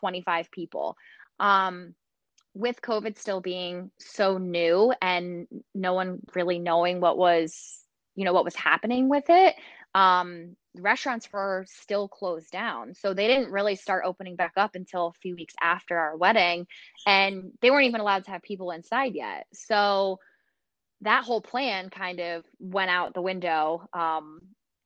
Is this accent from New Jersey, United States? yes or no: yes; Sparta, New Jersey, United States; my husband and I both grew up in Sparta, New Jersey